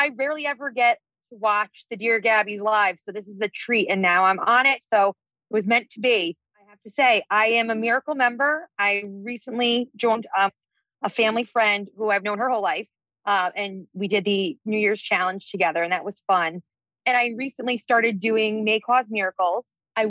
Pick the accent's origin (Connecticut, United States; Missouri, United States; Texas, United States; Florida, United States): Connecticut, United States; Stamford; I am from Stamford, Connecticut.